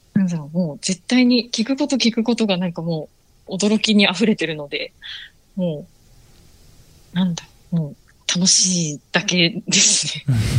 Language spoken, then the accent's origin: Japanese; Akashi, Hyogo, Japan; also born or lived in Tokyo; 生まれも明石、あの、兵庫の明石です